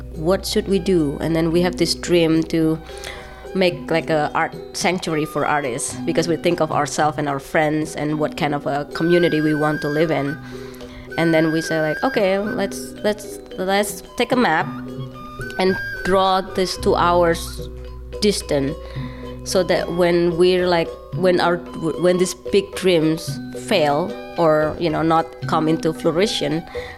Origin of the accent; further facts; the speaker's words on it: Surakarta, Central Java, Indonesia; moved away as an adult; now in West Stockbridge, United States; I grew up in the poor side of Solo